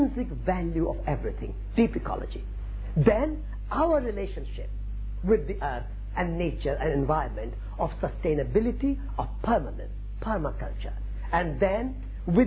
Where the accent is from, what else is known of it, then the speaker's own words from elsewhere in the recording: Sri Dungargarh, Rajasthan, India; English is a second language; moved away as an adult; now in England; I was born in India in a small village in Sri Dungargarh, Rajasthan, northwest of India